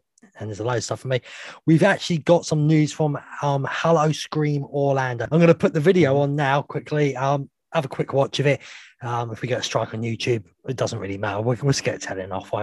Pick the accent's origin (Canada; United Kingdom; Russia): United Kingdom; We're British.